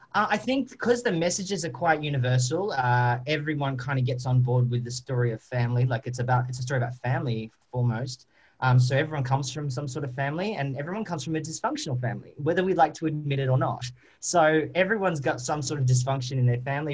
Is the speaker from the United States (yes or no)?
no; Australia; accent: Australian; I am an Australian